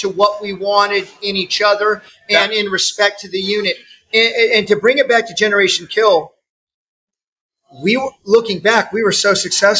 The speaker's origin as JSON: {"language": "English", "town": "Kansas City", "region": "Missouri", "country": "United States", "said": "Yeah, and I'm from Kansas City."}